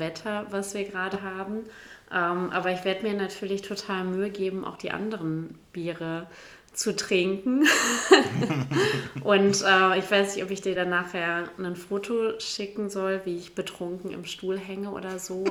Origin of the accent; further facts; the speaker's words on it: Bielefeld, North Rhine-Westphalia, Germany; also born or lived in Gütersloh / Ummeln; Ich bin trotzdem in Gütersloh zur Schule gegangen, aber mein, Her mein Herz, um die Frage, die ja jetzt nicht mehr kommt, kurz zu beantworten, gehört natürlich Bielefeld